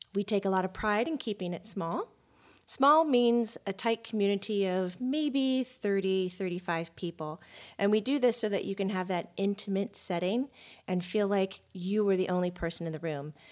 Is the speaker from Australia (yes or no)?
no; Florida, United States; growing up in Florida